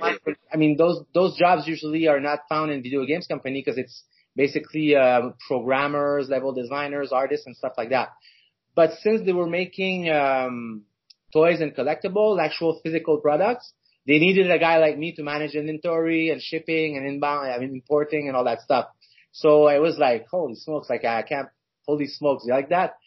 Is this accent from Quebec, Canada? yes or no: yes; Montreal, Quebec, Canada; I'm from Montreal